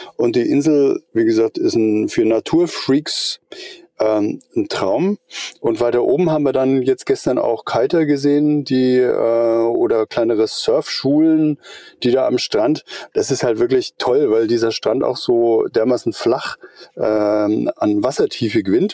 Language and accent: German; Eutin, Schleswig-Holstein, Germany; now in Middle Franconia, Germany; Ich bin ein Schleswig-Holsteiner. Ich komme, äh, von der Ostsee drüben, von Eutin